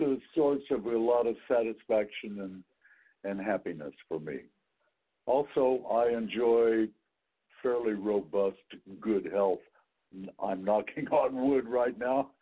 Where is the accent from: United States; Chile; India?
United States; Wichita, Kansas; also born or lived in McPherson, Kansas; now in San Francisco Bay Area, United States; I grew up in Wichita, mm. but then my last two years of high school, we moved to McPherson, Kansas